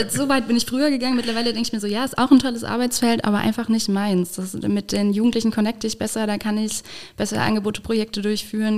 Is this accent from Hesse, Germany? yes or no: no; Saarland, Germany; now in Koblenz, Germany; Ich komme aus dem Saarland, ich bin gar kein Moselkind. Ich bin Saarkind.